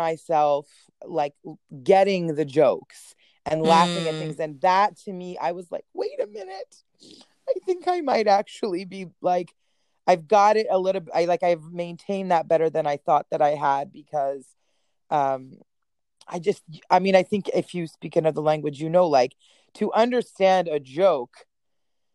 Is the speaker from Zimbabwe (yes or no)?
no; Edmonton, Alberta, Canada; also born or lived in Gdańsk, Poland / Austria; where I grew up in Canada, which was in Edmonton